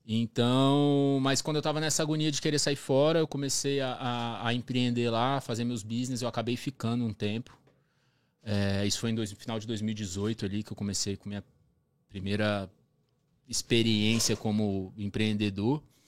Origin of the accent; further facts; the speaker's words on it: Brasília, Federal District, Brazil; moved away as an adult; also born or lived in Florianópolis; now in Toronto, Canada; Eu nasci em Brasília